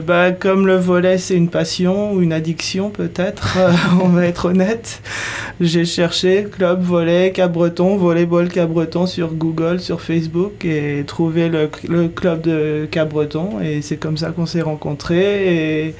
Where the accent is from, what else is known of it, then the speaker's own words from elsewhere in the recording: United States; now in France; Je viens des États-Unis, donc j'ai grandi dans le monde de, sportifs dans les écoles